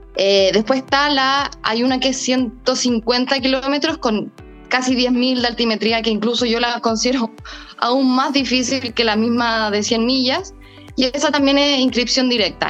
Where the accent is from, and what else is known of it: Chile